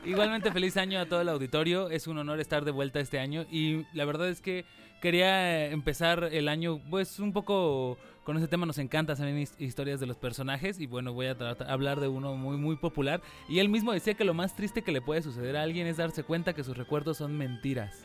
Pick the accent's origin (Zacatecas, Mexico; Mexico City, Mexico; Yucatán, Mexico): Mexico City, Mexico; now in Xalapa, Mexico; yo soy oriundio de la Ciudad de México